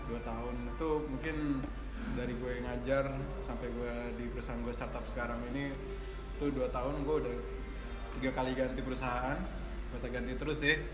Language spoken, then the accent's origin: Indonesian; Bekasi, West Java, Indonesia; born there; kan gue emang lahir di Bekasi